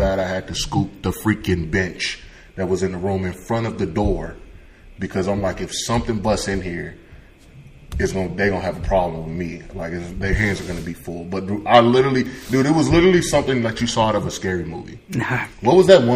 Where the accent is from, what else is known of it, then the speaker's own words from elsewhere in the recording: Chicago, Illinois, United States; I'm from Chicago.